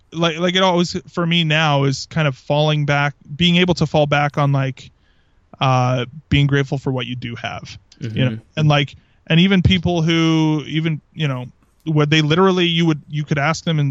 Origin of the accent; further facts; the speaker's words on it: Southern Alberta, Canada; first language English; I grew up in Southern Alberta